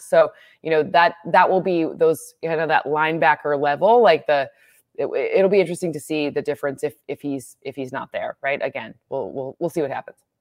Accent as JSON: {"language": "English", "region": "Michigan", "country": "United States", "tie": "born or raised there", "moved": "yes", "said": "I grew up in Michigan."}